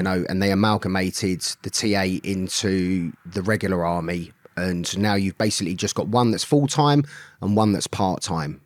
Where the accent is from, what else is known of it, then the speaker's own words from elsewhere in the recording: London, United Kingdom; I grew up in Swiss Cottage in London. Grew up on a council estate.